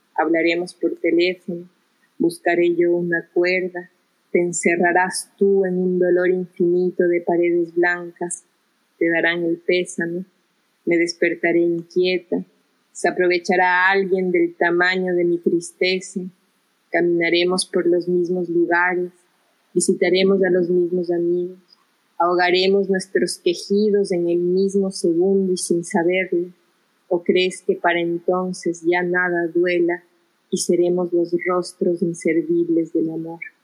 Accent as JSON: {"language": "Spanish", "town": "Quito", "region": "Pichincha", "country": "Ecuador", "tie": "born or raised there", "also_born_or_lived": "Guayaquil / Brazil", "said": "me crié en Quito, llegué a Quito a los cuatro años, después de una estancia en Brasil de dos años"}